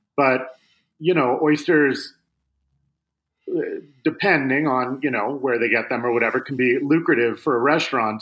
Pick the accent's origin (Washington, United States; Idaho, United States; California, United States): Washington, United States; Seattle; I grew up in Seattle